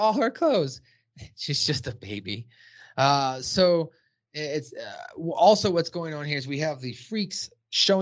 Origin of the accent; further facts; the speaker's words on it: Los Angeles, California, United States; I grew up in Southern California myself, so Los Angeles